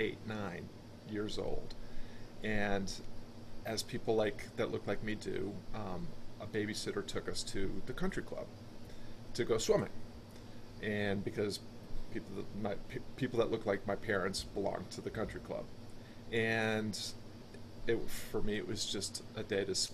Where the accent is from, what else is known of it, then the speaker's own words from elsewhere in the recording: Springfield, Massachusetts, United States; I grew up outside of Springfield, Massachusetts for a lot of my youth